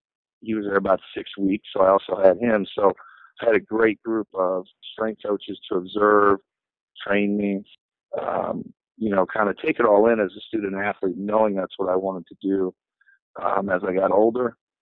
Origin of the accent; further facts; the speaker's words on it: Cincinnati, Ohio, United States; I'm originally from Cincinnati.